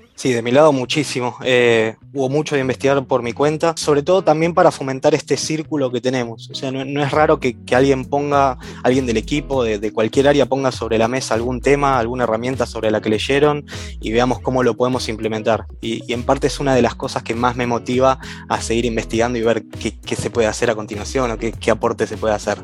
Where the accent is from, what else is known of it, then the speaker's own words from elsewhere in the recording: Buenos Aires Province, Argentina; now in Buenos Aires, Argentina; viví la mayor parte de mi vida en zona norte, en Gran Buenos Aires